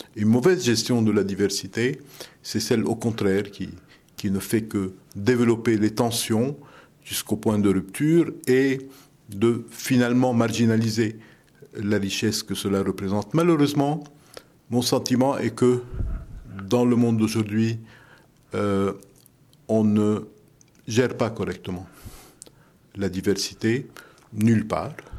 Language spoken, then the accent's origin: French; Lebanon; French is a second language; now in France; dans ma jeunesse au Liban